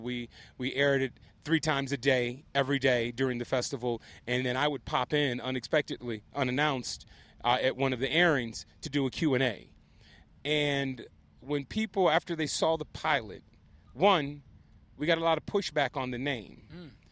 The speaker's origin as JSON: {"language": "English", "town": "Compton", "region": "California", "country": "United States", "said": "I'm from Compton, both of us are first generation successful."}